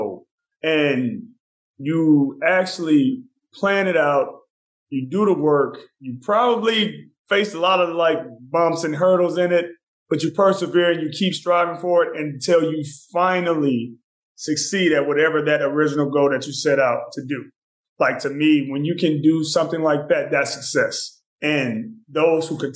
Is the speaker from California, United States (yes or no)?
no; Houston, Texas, United States; my hometown in Houston